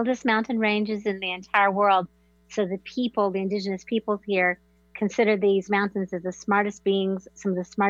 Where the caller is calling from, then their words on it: North Carolina, United States; From the magical blue mountains of Western North Carolina, United States.